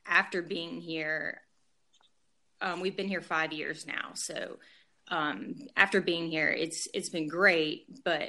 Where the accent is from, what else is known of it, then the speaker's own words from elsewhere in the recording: Guyton, Georgia, United States; moved away as an adult; I grew up in Southeast Georgia in Savannah. That was my hometown. So a little town called Guyton